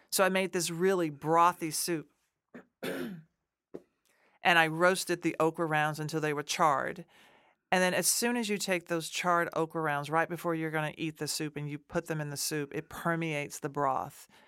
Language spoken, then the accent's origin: English; Nashville, Tennessee, United States; moved away; I'm from Nashville, Tennessee